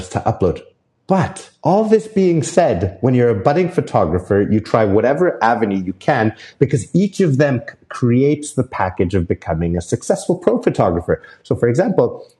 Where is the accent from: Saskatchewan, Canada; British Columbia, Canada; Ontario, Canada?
British Columbia, Canada; Whistler; in my hometown of Whistler